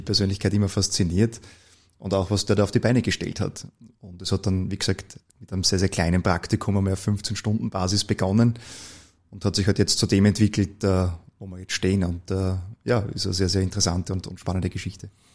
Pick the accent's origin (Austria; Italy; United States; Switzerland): Austria; Gmunden, Upper Austria; moved away as an adult; now in Vienna, Austria; ich bin äh, eigentlich gebürtiger Oberösterreicher